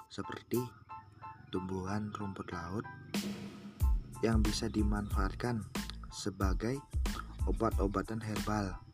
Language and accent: Indonesian; Lampung, Indonesia; Saya berasal dari Lampung Timur.